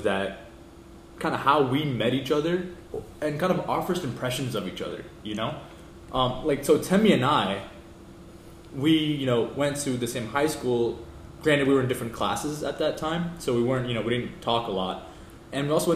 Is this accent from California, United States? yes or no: no; Florida, United States; us Floridians